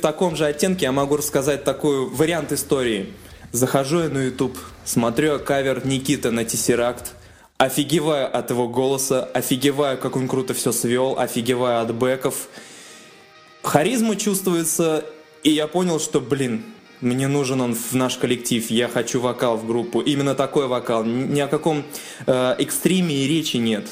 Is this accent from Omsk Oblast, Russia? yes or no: no; Sterlitamak, Bashkortostan, Russia; Я из Телетамака